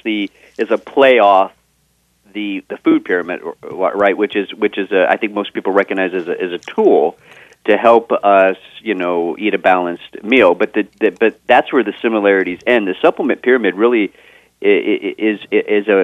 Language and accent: English; Texas, United States; I am from Texas